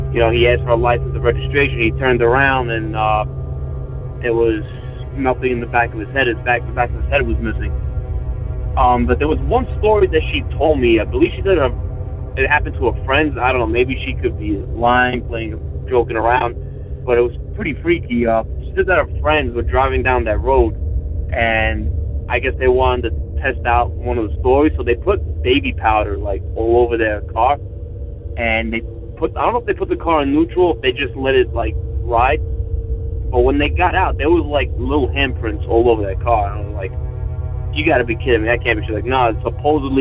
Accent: New York City, New York, United States; I'm not from Long Island. I'm from the city

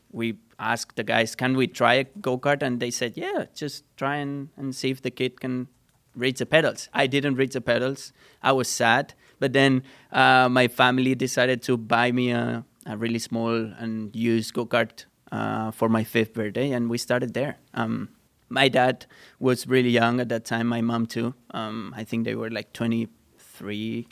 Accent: Sant Antoni de Vilamajor, Catalonia, Spain; English is a second language; moved away; I'm from a small town. I'm not from Barcelona City. I'm from a small town. And on that town, there was a small go-karting track

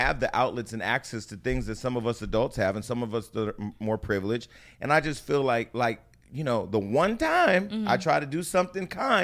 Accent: Stockton, California, United States; I'm from Stockton.

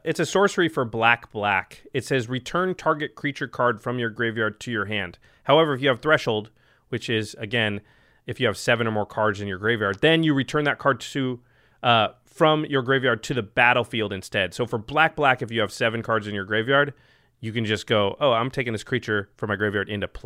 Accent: Portland, Oregon, United States; I'm from Portland

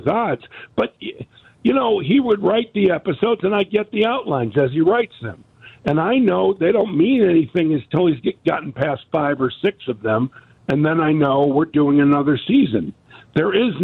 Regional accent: Chicago, Illinois, United States; also born or lived in Morton Grove, Illinois; I'm a Chicago native. I lived in Morton Grove as a kid

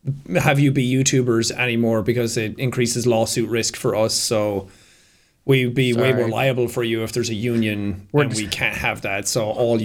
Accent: Ireland; I come from Ireland. You can't tell anymore because my accent is kind of fucked.

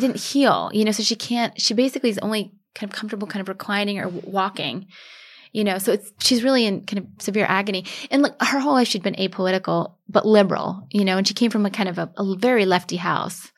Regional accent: United States; now in New York City, United States; I'm an American

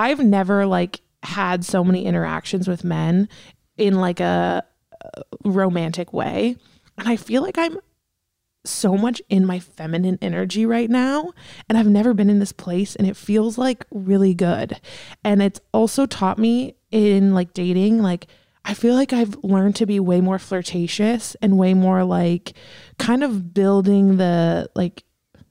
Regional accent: United States; we're American

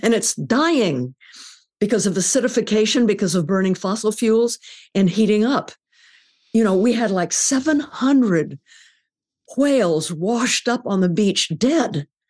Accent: California, United States; I grew up in California in the forties, and there was never any smog

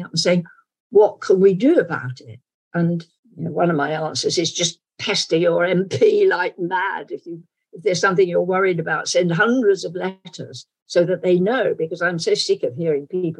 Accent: London, United Kingdom; accent: London accent; my natural accent would be sort of London accent

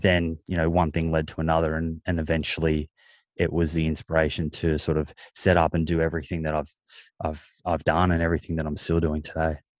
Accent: Melbourne, Victoria, Australia; I grew up in Melbourne

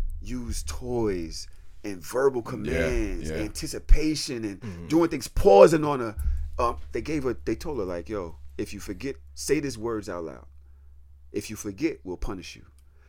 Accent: New York City, New York, United States; I'm from Brooklyn. You know how we talk.

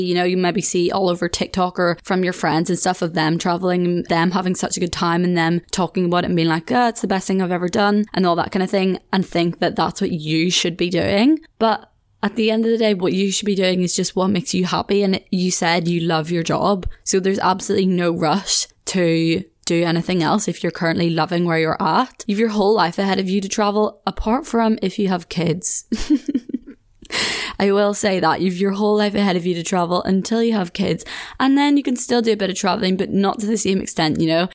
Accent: Ireland; moved away as an adult; now in Leeds, United Kingdom

